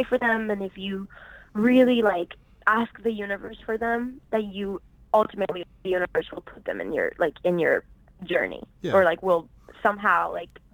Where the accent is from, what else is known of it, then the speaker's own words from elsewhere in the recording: Puerto Rico; I'm originally from Puerto Rico, born and raised